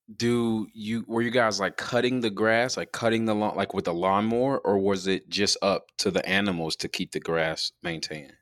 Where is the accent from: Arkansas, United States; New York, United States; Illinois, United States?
Illinois, United States; Chicago; now in Tempe, United States; growing up in Chicago